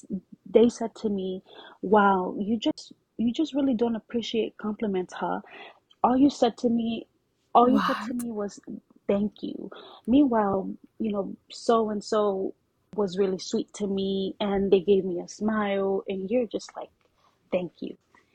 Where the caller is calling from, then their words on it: Mansfield, Texas, United States; I am in Mansfield, Texas, which I'm sure nobody knows where that is, but it's in the DFW area.